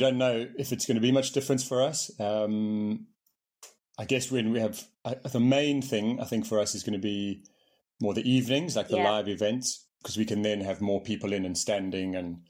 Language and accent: English; Johannesburg, Gauteng, South Africa; also born or lived in Manchester, England; I'm from Manchester. From Manchester. I left when I was very young. Yeah. So I went to South Africa. I grew up in Johannesburg, four places. But I'm English at heart. My parents are English.